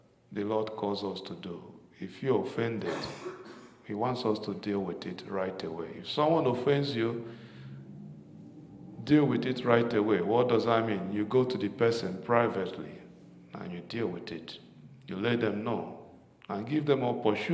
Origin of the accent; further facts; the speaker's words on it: Nigeria; moved away; growing up in Nigeria